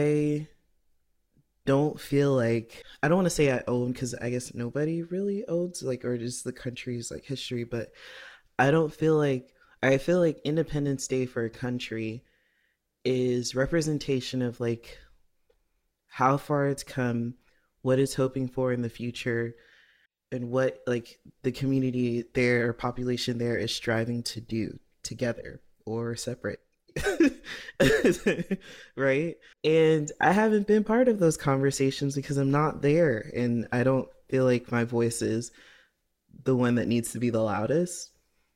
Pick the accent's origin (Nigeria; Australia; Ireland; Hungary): Nigeria; coming from the privilege of being, like, being Nigerian and having, grown up and, like, had these, like, accesses to different opportunities, right?